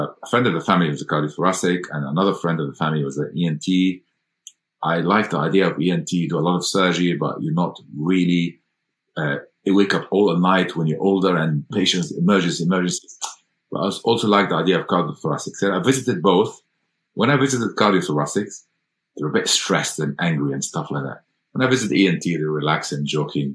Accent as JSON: {"language": "English", "country": "Egypt", "moved": "as an adult", "lives_now": "United Kingdom", "said": "I went to medical school in Cairo, so because I'm from Egypt originally"}